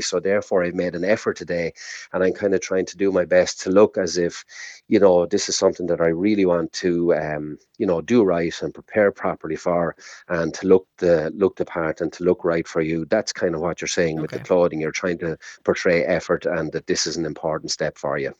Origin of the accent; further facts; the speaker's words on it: Ireland; we're Irish